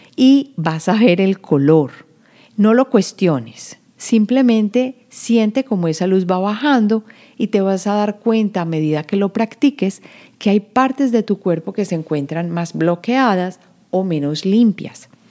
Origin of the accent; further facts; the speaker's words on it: Medellín, Antioquia, Colombia; yo que vengo de Medellín